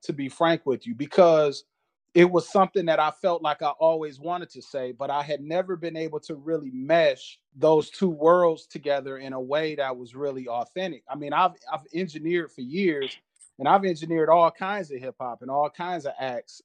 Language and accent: English; Flint, Michigan, United States; I'm originally from Flint, Michigan